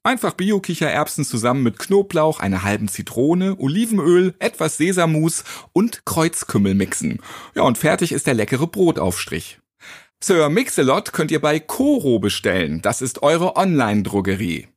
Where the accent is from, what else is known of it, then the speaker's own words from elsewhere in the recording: Hamburg, Germany; Ich bin ja auch ähm, Hamburger.